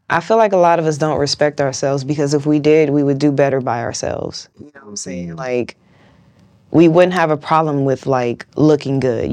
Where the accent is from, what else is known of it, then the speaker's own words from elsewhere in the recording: West Coast, United States; I'm from the West Coast.